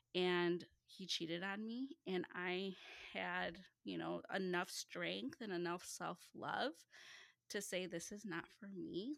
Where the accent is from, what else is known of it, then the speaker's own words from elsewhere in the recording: Chicagoland area, northwest suburbs of Chicago, Illinois, United States; I am from the Chicagoland area, so the northwest suburbs of Chicago